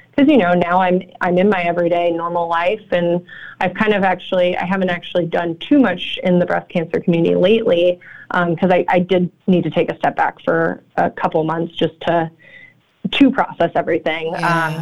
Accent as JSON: {"language": "English", "region": "California", "country": "United States", "moved": "as an adult", "lives_now": "Chicago, United States", "said": "I'm actually from California, um, but I've been out here for eight years"}